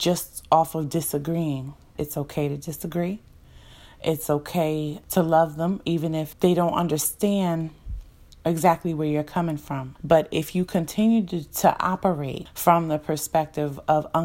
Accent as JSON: {"language": "English", "region": "New Jersey", "country": "United States", "said": "we're from New Jersey"}